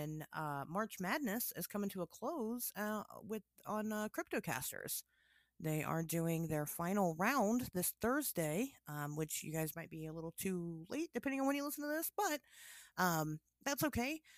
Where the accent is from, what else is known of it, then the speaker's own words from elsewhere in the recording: Tennessee, United States; I'm from Tennessee.